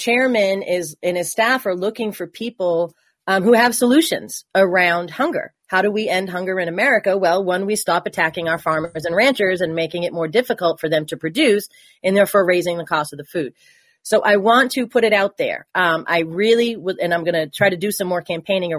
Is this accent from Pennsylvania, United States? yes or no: no; Massachusetts, United States; I'm from Massachusetts